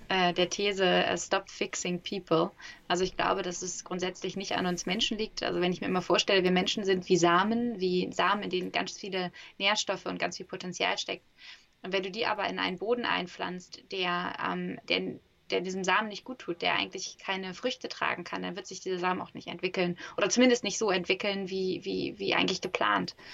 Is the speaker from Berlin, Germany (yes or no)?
no; Hamburg, Germany